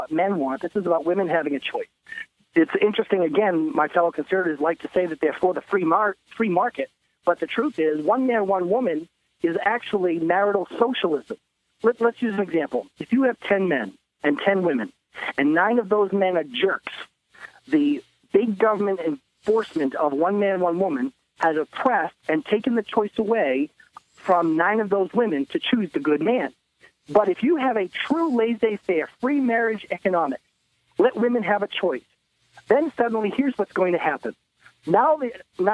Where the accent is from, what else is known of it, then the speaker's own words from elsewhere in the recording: Portland, Maine, United States; I'm from the other Portland, I'm from Maine